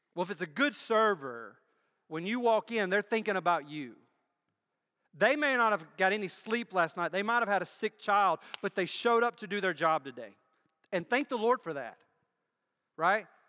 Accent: United States; moved away; Where I grew up, I grew up in Bibb County

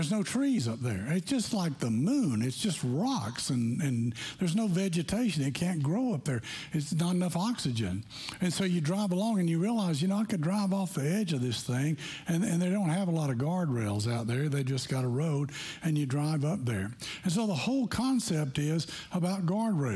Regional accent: Tennessee, United States; we grew up in Tennessee

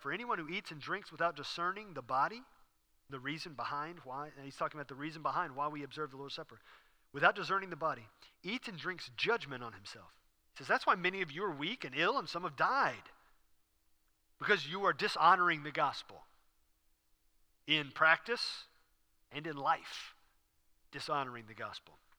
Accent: Houston, Texas, United States; I was raised in Houston. I learned to drive in Houston

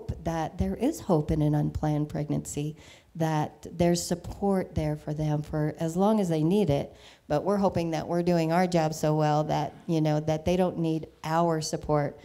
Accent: Arvada, Colorado, United States; also born or lived in Western Slope, Colorado; I grew up in Arvada, then moved to the Western Slope

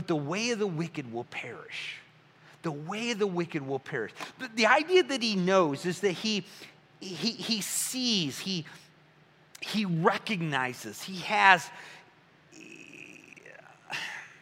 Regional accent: Midwest, United States; I'm from the Midwest, Bing Cherries, Michigan.

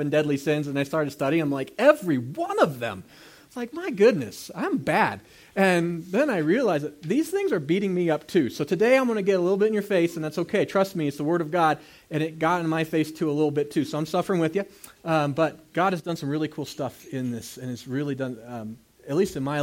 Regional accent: United States; I'm an American

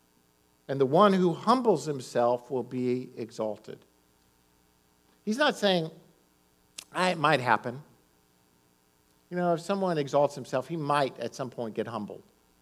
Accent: Florida, United States; also born or lived in Maryland; I was in Florida and going to elementary school in Florida. We moved around. My dad was a pastor. We moved from Florida to Maryland, Florida. But in elementary school, I was in Florida.

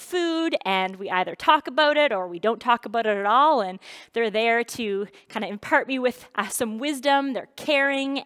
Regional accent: New Brunswick, Canada; I grew up in New Brunswick

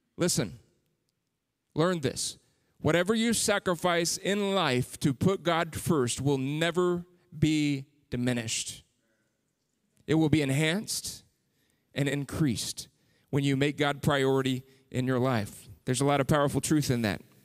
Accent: San Antonio, Texas, United States; moved away as an adult; I grew up in San Antonio, was there for thirty-five years

